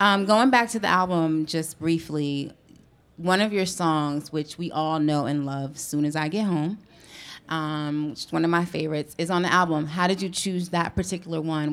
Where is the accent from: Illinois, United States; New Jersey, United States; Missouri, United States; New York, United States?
New Jersey, United States; East Orange; my hometown of East Orange, New Jersey